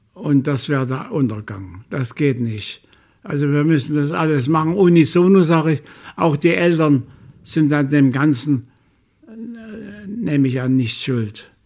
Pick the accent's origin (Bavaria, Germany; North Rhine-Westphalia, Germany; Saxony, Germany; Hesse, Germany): Saxony, Germany; Chemnitz; ich will zurück in meine Heimatstadt